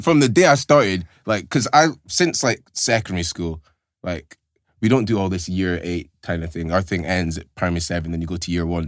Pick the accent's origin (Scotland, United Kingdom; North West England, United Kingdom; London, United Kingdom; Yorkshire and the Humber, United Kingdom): Scotland, United Kingdom; Aberdeen; moved away as an adult; growing up in Aberdeen, for me, it's all that I know